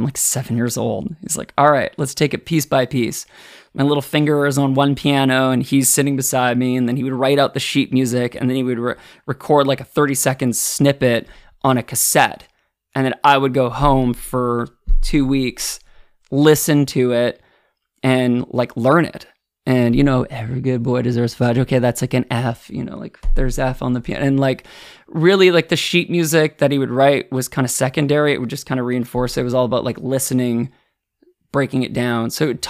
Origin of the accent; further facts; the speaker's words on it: Ottawa, Ontario, Canada; born there; Yeah, I was born in Ottawa. My sisters and my mom and dad and I in the summer of 1990. We moved across Canada.